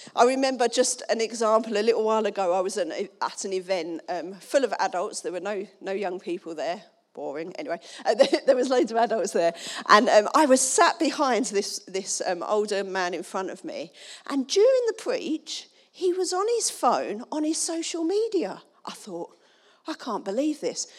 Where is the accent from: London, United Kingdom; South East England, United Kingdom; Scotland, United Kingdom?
London, United Kingdom; Dagenham; I'm from Dagenham.